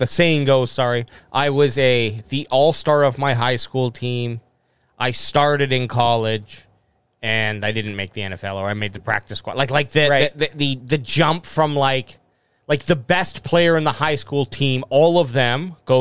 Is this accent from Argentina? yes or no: no; Canada; We're Canadian